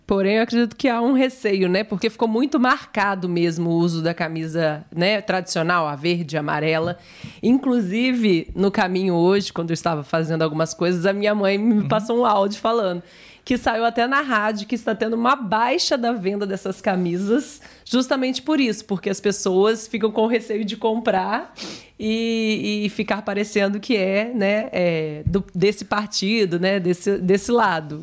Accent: Brazil; como boa brasileira

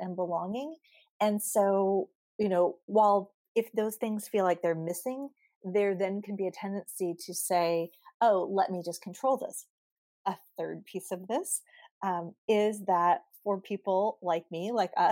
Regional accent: Southern California, United States; I've grown up in Southern California. I live in Southern California. I'm a native

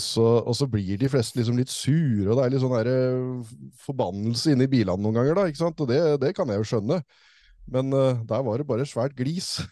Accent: Tønsberg, Vestfold, Norway; moved away; det var helt absurd å være på å se … hjemme i Tønsberg

